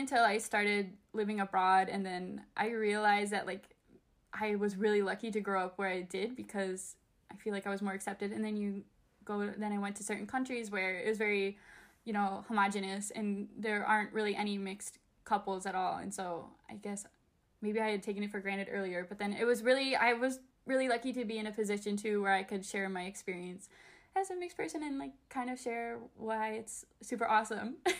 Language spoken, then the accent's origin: English; Chicago, Illinois, United States; growing up, I grew up in Chicago